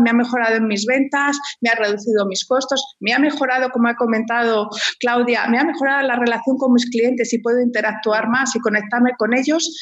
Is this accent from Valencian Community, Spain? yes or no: no; Madrid, Community of Madrid, Spain; moved away as an adult; now in Chile; soy española